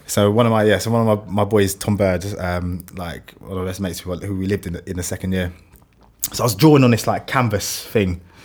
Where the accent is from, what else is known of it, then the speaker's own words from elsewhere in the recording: London, United Kingdom; accent: London; my London accent